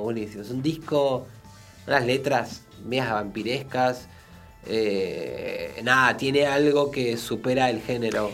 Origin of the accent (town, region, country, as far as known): Buenos Aires, Argentina; born or raised there